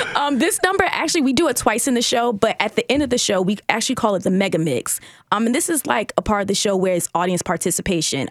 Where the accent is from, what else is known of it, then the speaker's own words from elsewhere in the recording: Baltimore, Maryland, United States; I'm also from Baltimore, too